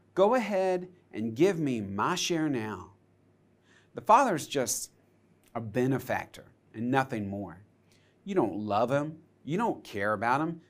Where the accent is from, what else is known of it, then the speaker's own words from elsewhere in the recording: United States; I grew up on Lake Hartwell